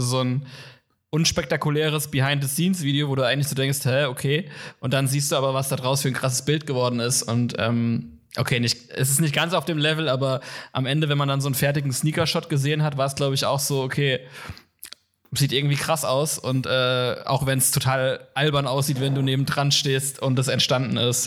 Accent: Kaiserslautern, Rhineland-Palatinate, Germany; moved away as an adult; now in Cologne, Germany; an der Uni in meiner Heimatstadt, in Kaiserslautern, wo ich herkomme

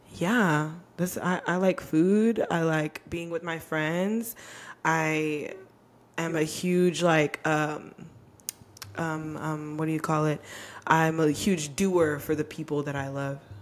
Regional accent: Texas, United States; also born or lived in Arizona; I grew up in Texas

